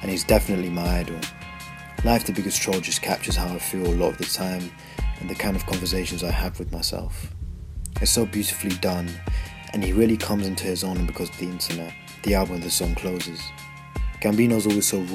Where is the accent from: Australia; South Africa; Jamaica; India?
India; now in Essex, United Kingdom; I'm about to turn 17 and I live in Essex, but I was born in India